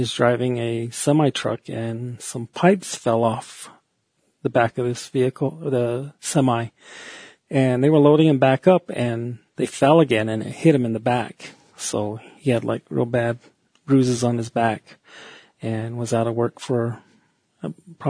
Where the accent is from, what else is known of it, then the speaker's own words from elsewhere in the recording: Fort Defiance, Arizona, United States; also born or lived in New Mexico / Window Rock, Arizona; I live in Window Rock, Arizona, and I was born in Fort Defiance, and I've lived here about 23 years in Arizona